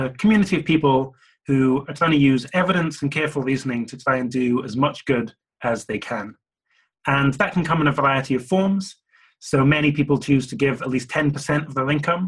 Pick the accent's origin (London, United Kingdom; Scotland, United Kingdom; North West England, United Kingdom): Scotland, United Kingdom; Glasgow; I grew up in Glasgow in Scotland.